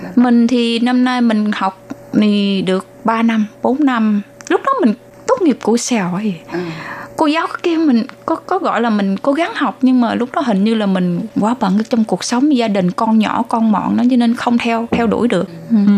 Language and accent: Vietnamese; Long Xuyên, An Giang, Vietnam; moved away as an adult; now in Zhongli, Taoyuan, Taiwan; mình đến từ thành phố Long Xuyên, tỉnh An Giang